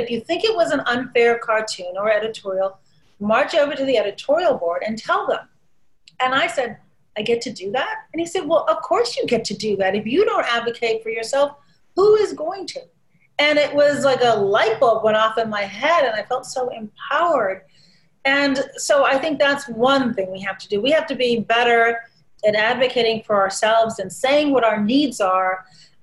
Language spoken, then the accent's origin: English; Chicago, Illinois, United States; also born or lived in Shiraz, Iran; the Chicago Tribune, my hometown paper